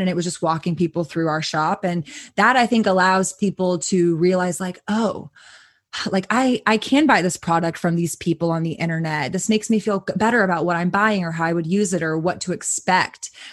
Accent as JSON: {"language": "English", "town": "Austin", "region": "Texas", "country": "United States", "tie": "born or raised there", "said": "growing up in Austin, I grew up going to um, a smoke shop called Planet K"}